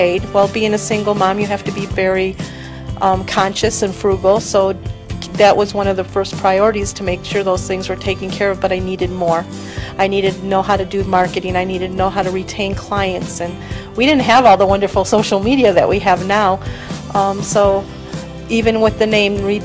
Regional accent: New York, United States; moved away as an adult; now in Utah, United States; I am originally from New York, and we've opened our salon here in Utah

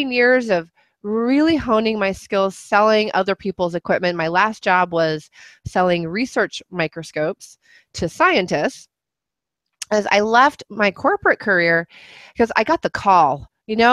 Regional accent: New Mexico, United States; moved away as an adult; also born or lived in Chicago; I grew up in New Mexico

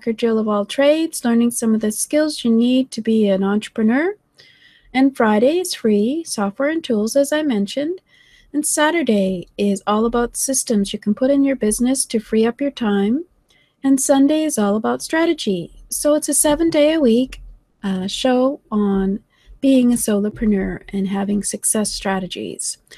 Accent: Canada; I'm from Canada

